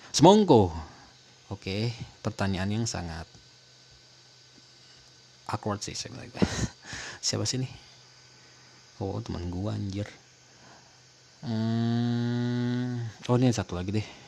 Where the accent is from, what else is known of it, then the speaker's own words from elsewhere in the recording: Bogor, West Java, Indonesia; karena gue orang Bogor kan jadi gue tahu di Kemuning tuh gedung Kemuning di belakang kantor DPRD kan situ ada tuh ada acara situ